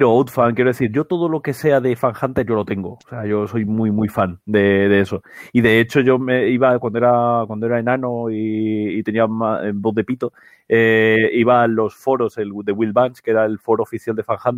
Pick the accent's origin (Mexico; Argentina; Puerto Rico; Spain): Spain; Canary Islands; yo soy canario